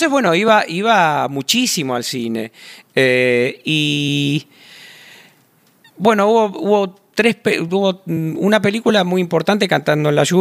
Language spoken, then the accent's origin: Spanish; Vicente López, Buenos Aires Province, Argentina; yo me crié en Vicente López. en el barrio de Vicente López, sí.